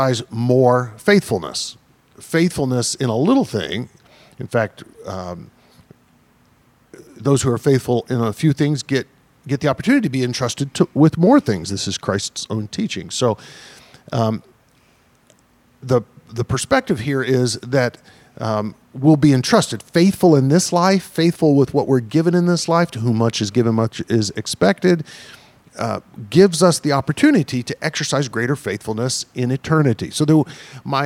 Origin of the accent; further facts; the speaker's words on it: Deep South, United States; I grew up in the Deep South